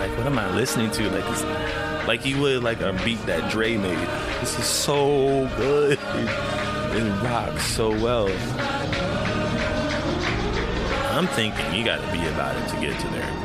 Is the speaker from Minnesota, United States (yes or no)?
no; Sai Anantam Ashram, California, United States; a kid of the ashram. I grew up on Sayanatam Ashram.